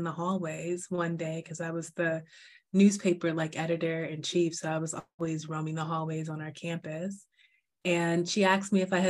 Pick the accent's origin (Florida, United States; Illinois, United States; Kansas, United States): Florida, United States; Miami; also born or lived in Atlanta, Georgia / Takoma Park, Maryland / Albuquerque, New Mexico; I was born in Atlanta, Georgia, and I grew up in Miami, Florida